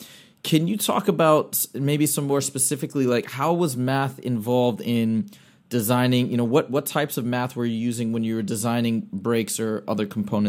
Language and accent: English; Michigan, United States; moved away; I grew up in Michigan. My parents still live in Michigan.